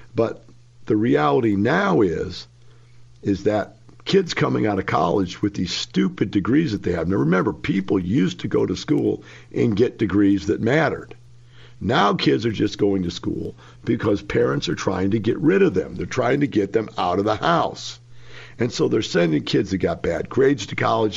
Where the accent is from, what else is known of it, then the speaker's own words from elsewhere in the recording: Florissant, Missouri, United States; moved away; I grew up in Florissant, Missouri.